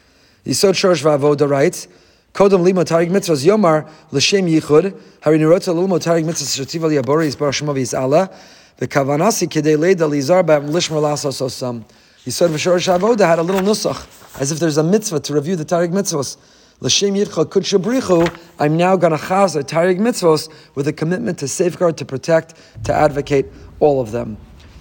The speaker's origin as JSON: {"language": "English", "region": "New York", "country": "United States", "said": "but really, I'm still a New Yorker. I've been a New Yorker."}